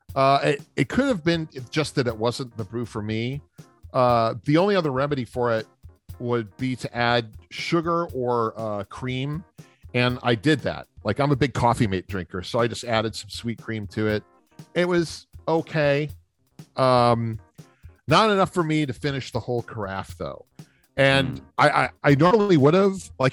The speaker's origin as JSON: {"language": "English", "town": "New Orleans", "region": "Louisiana", "country": "United States", "tie": "born or raised there", "said": "growing up in New Orleans"}